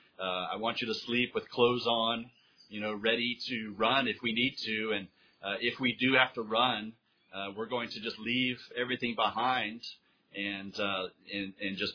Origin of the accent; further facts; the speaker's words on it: United States; moved away as an adult; now in Honduras; As an American citizen living abroad